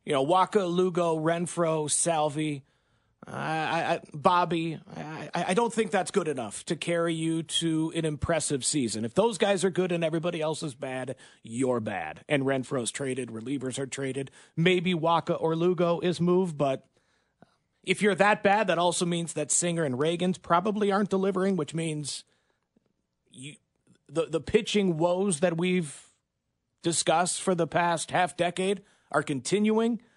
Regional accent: Michigan, United States; moved away as an adult; also born or lived in Green Bay area; now in Kansas City, United States; I grew up in Michigan as a Detroit Lions fan

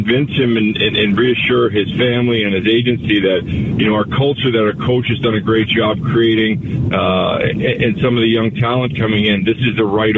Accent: Canada; now in Arizona, United States; I'm Canadian

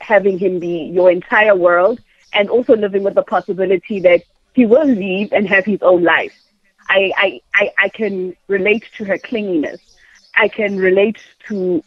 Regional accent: Thokoza, Gauteng, South Africa; also born or lived in Randburg; I grew up in Thokoza, which is the township

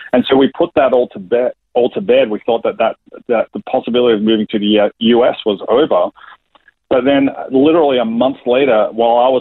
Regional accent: Melbourne, Victoria, Australia; accent: Australian; moved away as an adult; also born or lived in New Jersey, United States / Atlanta, United States; I was born in Melbourne, Australia, in the western suburbs of Melbourne

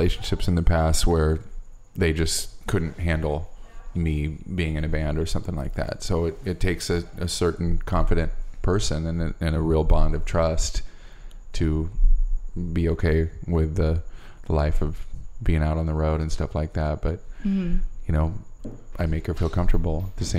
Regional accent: Omaha, Nebraska, United States; we're from Omaha

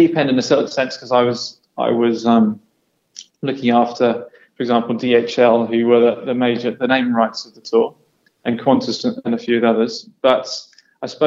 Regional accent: England, United Kingdom; I'm English

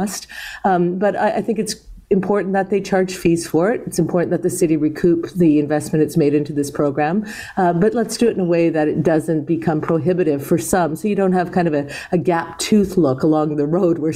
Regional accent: Toronto, Ontario, Canada; I was born in Toronto

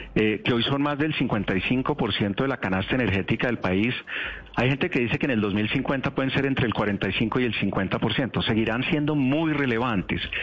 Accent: Colombia; como colombianos

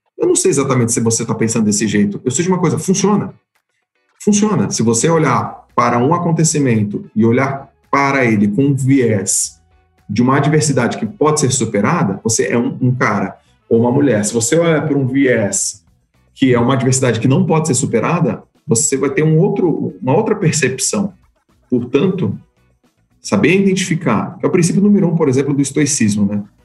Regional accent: Santos, São Paulo, Brazil; eu sou de Santos, fui nadador em Santos a minha carreira inteira.

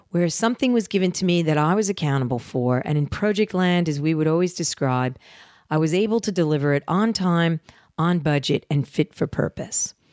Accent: New Jersey, United States; I'm a girl from Jersey and I have flaws.

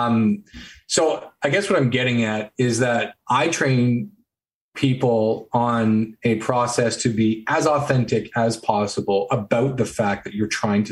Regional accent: Canada; So I'm Canadian

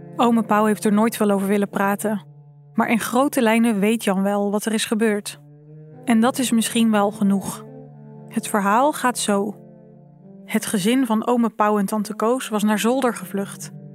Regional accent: Zeeland, Netherlands; ik ben hier opgegroeid, ik ben een Zeeuwse

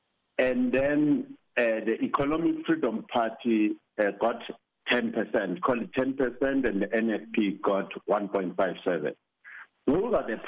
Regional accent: Johannesburg, Gauteng, South Africa; Johannesburg, where I come from, my hometown

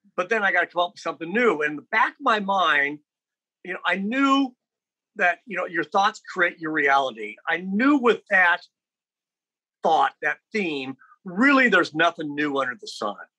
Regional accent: Lincoln, Nebraska, United States; I grew up in Lincoln and obviously very sheltered

